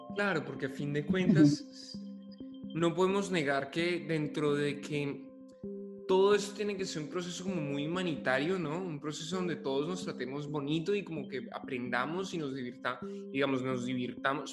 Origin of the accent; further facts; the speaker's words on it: Bogotá, Colombia; me siento profundamente bogotano